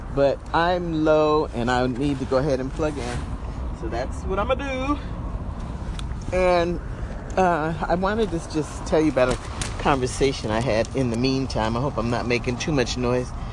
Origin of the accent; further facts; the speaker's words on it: New Jersey, United States; moved away as an adult; also born or lived in upstate New York; now in California, United States; was born and raised in New Jersey, and I went to undergrad in upstate New York